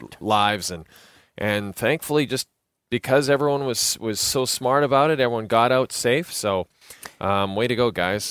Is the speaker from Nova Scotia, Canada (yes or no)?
no; Athabasca, Alberta, Canada; my hometown of Athabasca